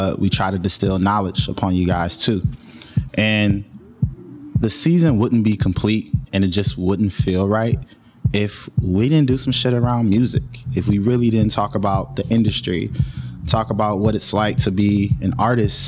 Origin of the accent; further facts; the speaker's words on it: Michigan, United States; From my home state